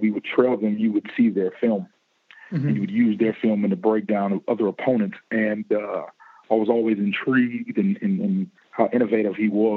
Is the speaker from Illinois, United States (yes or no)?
yes; Chicago, Illinois, United States; moved away as an adult; I was from Chicago